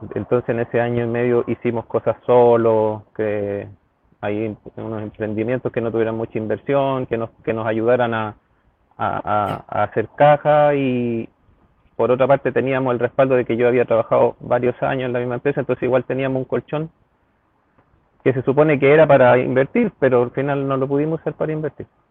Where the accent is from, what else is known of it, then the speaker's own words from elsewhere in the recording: Santiago, Santiago Metropolitan Region, Chile; siempre he vivido en Santiago en diferentes comunas y actualmente en Ñoñoa hace aproximadamente ya 15 años